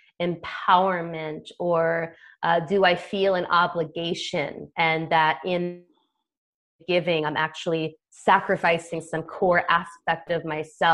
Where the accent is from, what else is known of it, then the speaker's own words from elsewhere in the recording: United States; I come from American culture